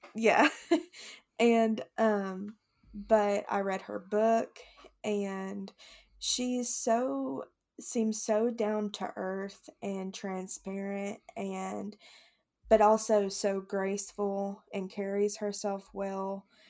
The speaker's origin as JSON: {"language": "English", "region": "the South", "country": "United States", "tie": "born or raised there", "said": "growing up in the South"}